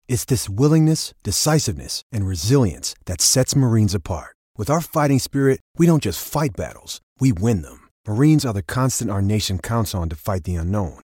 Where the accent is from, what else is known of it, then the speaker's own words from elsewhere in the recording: Washington, United States; I grew up in Washington State